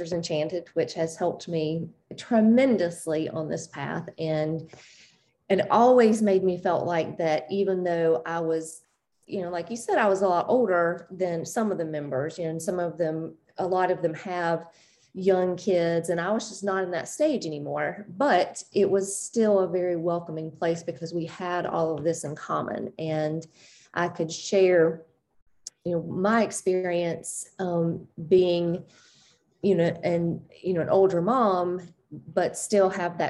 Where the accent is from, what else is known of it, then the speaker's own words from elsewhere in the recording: the South, United States; I grew up in the South and had a very religious upbringing